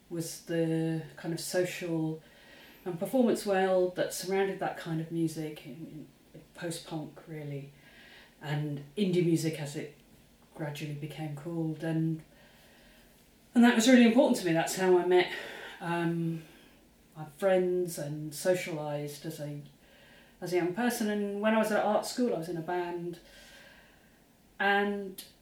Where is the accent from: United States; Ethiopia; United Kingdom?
United Kingdom; Luton, East of England; as a teenager, growing up in Luton, Bedfordshire, you know, about 35 miles north of London